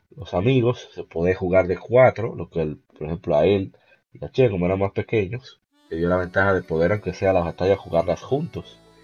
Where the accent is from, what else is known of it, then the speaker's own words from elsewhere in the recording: Dominican Republic; de aquí, de República Dominicana